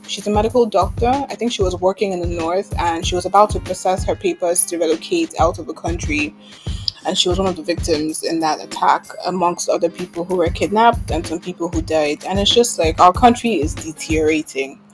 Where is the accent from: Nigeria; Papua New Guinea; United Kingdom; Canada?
Nigeria; Lagos; when I was growing up in Lagos